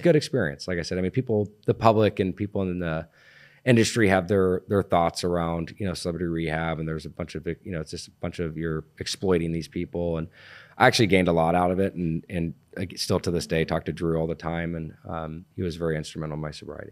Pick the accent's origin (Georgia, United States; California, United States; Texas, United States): California, United States; Laguna Beach; born and raised in Laguna Beach